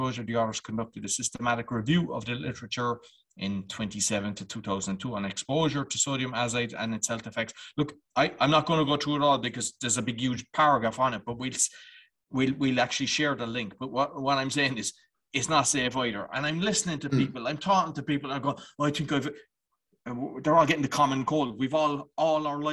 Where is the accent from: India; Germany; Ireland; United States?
Ireland; I'm Irish